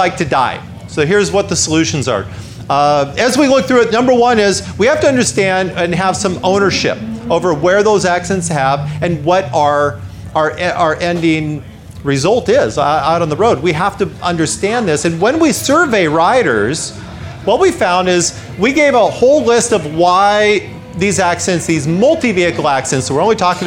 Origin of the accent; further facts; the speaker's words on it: United States; I'm from the United States. You can tell by my funny accent.